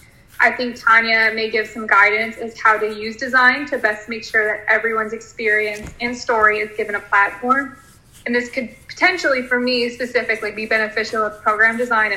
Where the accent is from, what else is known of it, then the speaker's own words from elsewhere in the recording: outside St. Louis, Missouri, United States; moved away; And I'm originally from outside St. Louis, Missouri